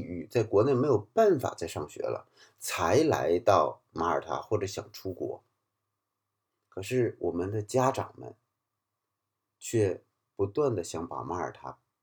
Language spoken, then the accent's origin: Chinese; China; moved away as an adult; now in Malta; 我们来自国内的这个社群